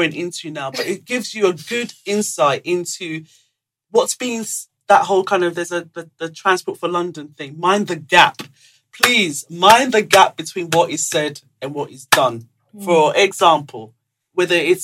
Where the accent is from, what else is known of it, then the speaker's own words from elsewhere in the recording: Lagos, Nigeria; moved away; back home, I was raised in Lagos. I literally, in village, but mainly in Lagos